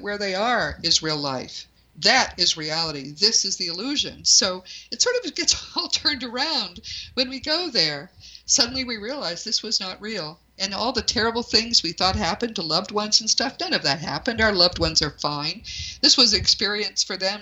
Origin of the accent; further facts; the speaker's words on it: New England, United States; I'm from New England